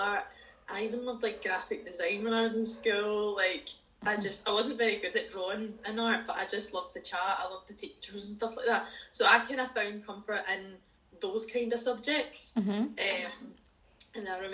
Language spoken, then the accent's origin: English; Dumbarton, Scotland, United Kingdom; So I grew up in a wee town called Dumbarton, which is just outside Glasgow.